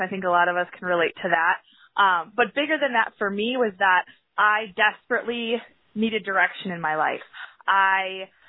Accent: Sheboygan, Wisconsin, United States; I'm from Sheboygan, Wisconsin

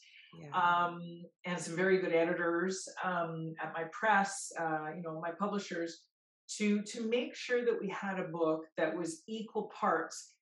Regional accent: Peace River, Alberta, Canada; growing up in Peace River, which in Cree is known as Sagatawa

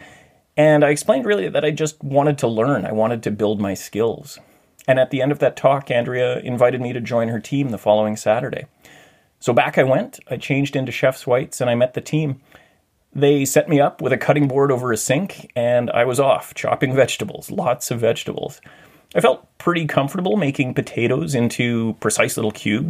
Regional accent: Thunder Bay, Ontario, Canada; moved away as an adult; now in Vancouver, Canada; During high school, I'd worked in a commercial kitchen in a hotel called the Valhalla Inn in my hometown of Thunder Bay.

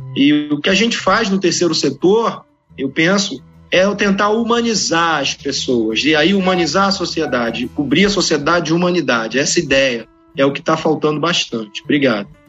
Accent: Baixada Fluminense, Rio de Janeiro, Brazil; na Baixada Fluminense, de onde eu venho

